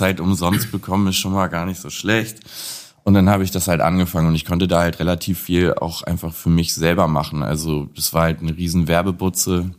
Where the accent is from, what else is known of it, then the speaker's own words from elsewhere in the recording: Lüneburg, Lower Saxony, Germany; komme gebürtig aus Lüneburg, das ist 40 Kilometer ungefähr von Hamburg entfernt. Ähm, habe dort da meine Jugend und mein Aufwachsen verbracht